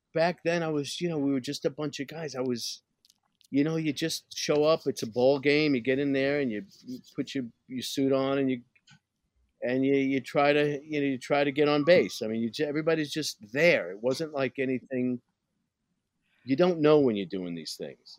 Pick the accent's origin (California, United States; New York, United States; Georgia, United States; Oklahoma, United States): New York, United States; New York City; I'm from Brooklyn